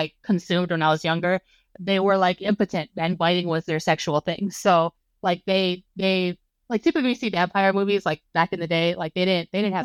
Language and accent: English; Hawaii, United States; moved away as an adult; I was born and raised in Hawaii, and then I moved to the mainland as soon as I turned 18